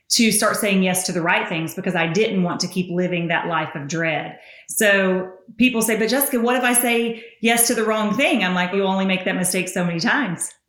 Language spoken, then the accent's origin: English; the South, United States; Why would you make fun of a girl's accent? Because I'm Southern.